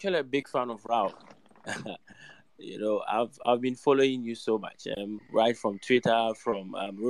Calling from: Ghana; I'm actually speaking from Africa, to be precise, West Africa.

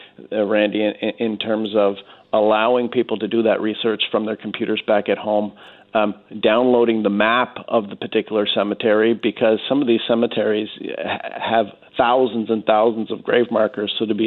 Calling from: Vimy, Hauts-de-France, France; I'm calling from Vimy, France, and I work every day at the Canadian National Vimy Memorial here in northern France.

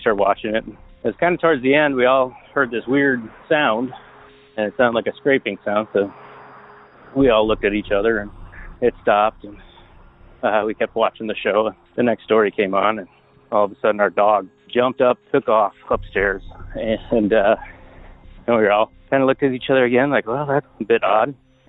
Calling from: Portland, Oregon, United States; also born or lived in La Crosse, Wisconsin; I'm calling from Portland, Oregon.

